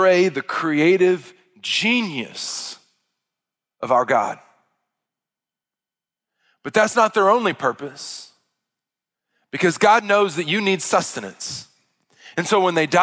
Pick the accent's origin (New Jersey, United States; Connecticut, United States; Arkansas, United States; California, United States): Arkansas, United States; I'm from Arkansas.